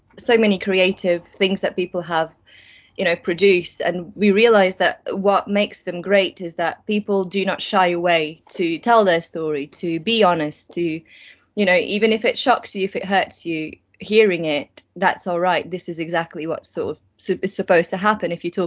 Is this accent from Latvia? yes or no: yes; Latvia; also born or lived in Germany; now in United Kingdom; I was born in Latvia. I grew up in this tiny, tiny town of, I think, 7,000 people living there, not far from the Russian border